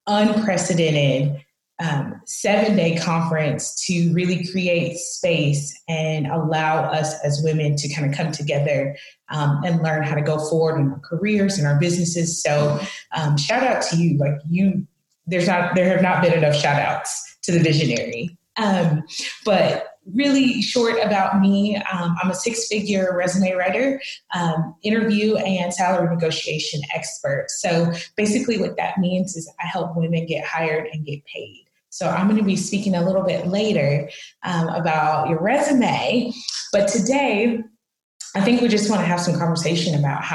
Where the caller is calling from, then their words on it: Dallas, Texas, United States; I'm joining you from Dallas, Texas.